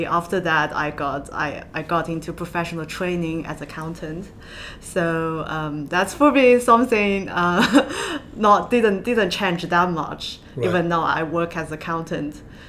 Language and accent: English; Southwest China, China; moved away as an adult; also born or lived in Northern Ireland; now in London, United Kingdom; I grew up in China. It's it's not a big city in southwest China, and I thought it was more of a provincial life, very quiet and very calm.